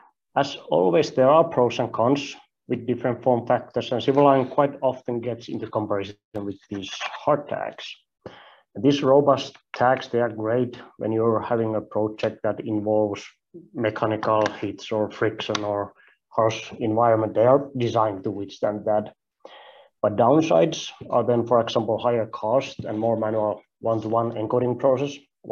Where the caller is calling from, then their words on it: Finland; don't worry, I'm not going to ask you to try my last name. It's difficult even for some Finnish people, so I'm calling in from Finland.